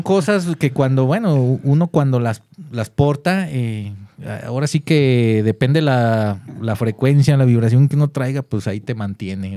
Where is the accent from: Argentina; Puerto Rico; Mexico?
Mexico; Guadalajara, Jalisco; así somos los tapatíos